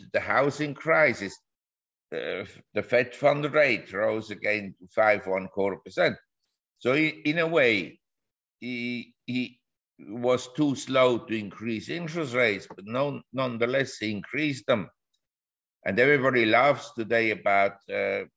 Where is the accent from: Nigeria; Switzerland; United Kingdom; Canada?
Switzerland; moved away as an adult; also born or lived in Geneva / Zurich / New York; I was born in Switzerland and I grew up in Geneva and Zurich.